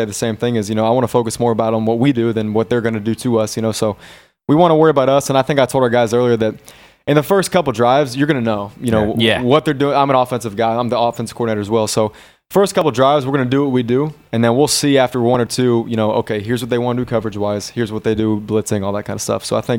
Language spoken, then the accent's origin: English; United States; moved away as an adult; now in Brussels, Belgium; they know that I'm American. I played my whole life. I think they understand that I come from a different culture where football is, you know, very prominent.